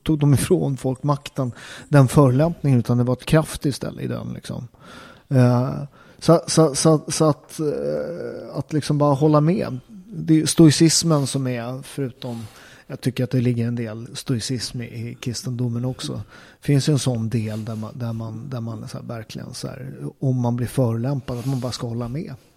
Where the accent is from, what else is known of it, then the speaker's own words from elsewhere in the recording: Upplands Väsby, Stockholm County, Sweden; jag är uppväxt i Upplands Väsby, en förort eh, till Stockholm.